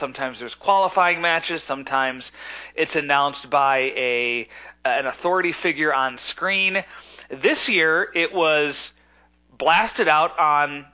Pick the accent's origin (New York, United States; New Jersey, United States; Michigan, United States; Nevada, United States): New York, United States; moved away as an adult; now in Florida, United States; I'm from New York, so when I moved down to Florida about 9 years ago